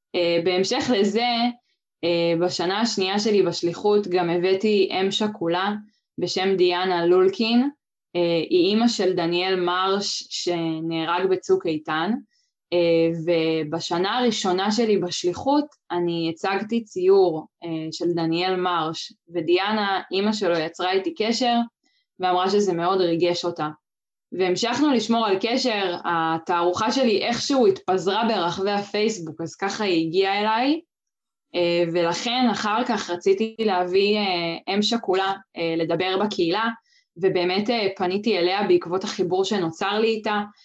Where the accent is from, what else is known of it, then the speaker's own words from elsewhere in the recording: Kfar Tavor, Northern District, Israel; כן, אז גדלתי בכפר תבור, אה, שנמצא באזור סובב כנרת